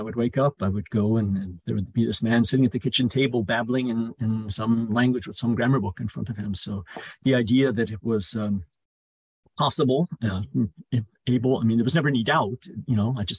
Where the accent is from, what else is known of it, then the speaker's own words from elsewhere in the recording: Chicago, Illinois, United States; born there; also born or lived in Italy / England; I was born in Chicago, but we moved to Italy and then England when I was a little child, and then back to America